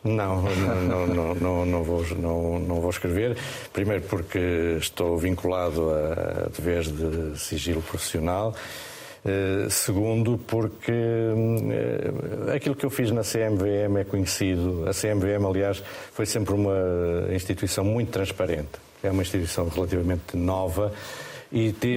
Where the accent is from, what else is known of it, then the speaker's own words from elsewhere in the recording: Estarreja, Centro, Portugal; Esta reja é, é a minha terra, é, é um local que eu gosto muito